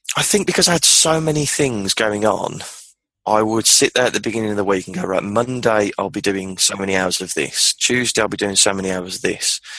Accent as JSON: {"language": "English", "town": "Birmingham", "region": "West Midlands", "country": "United Kingdom", "said": "I'm from Birmingham, the Midlands of the of England, in the UK"}